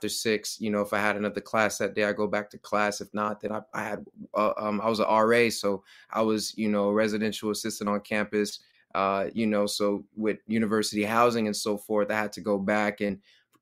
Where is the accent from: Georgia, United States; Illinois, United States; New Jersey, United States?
Georgia, United States; Clayton County; born and raised in Clayton County, Georgia